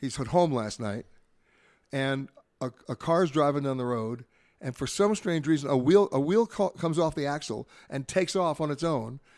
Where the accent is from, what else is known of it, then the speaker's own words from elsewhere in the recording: New York, United States; I grew up in New York